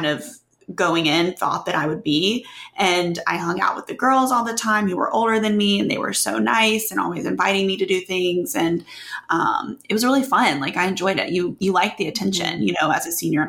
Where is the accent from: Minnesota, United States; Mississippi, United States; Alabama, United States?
Mississippi, United States; Oxford; growing up in Oxford